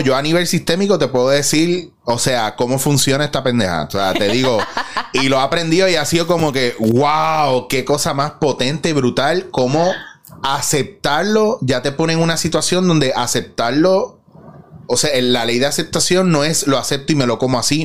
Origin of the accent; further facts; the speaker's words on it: Puerto Rico; en nuestra cultura como puertorriqueños